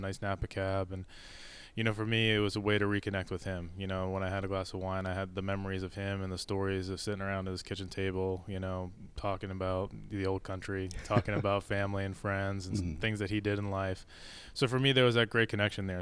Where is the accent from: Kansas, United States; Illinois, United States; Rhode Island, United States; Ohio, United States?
Rhode Island, United States; moved away; I'm originally from Rhode Island